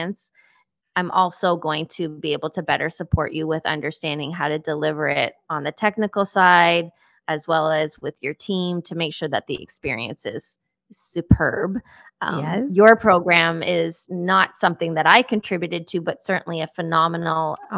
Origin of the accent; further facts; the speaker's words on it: Canada; we are Canadian too